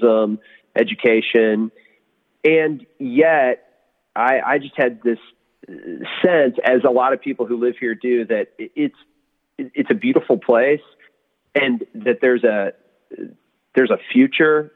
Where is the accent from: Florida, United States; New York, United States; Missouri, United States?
Missouri, United States; St. Louis; also born or lived in Atlanta, Georgia; I grew up in St. Louis, actually outside St. Louis in a small town, but I went to college here